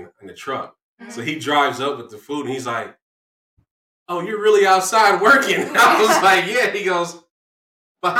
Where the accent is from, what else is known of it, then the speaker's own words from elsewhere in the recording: New York, United States; I'm from New York.